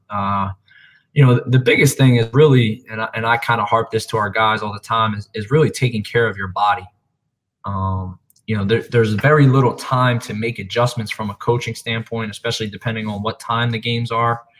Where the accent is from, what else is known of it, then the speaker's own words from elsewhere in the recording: Philadelphia, Pennsylvania, United States; So originally from Philadelphia, Pennsylvania. Um, grew up a Philly guy through and through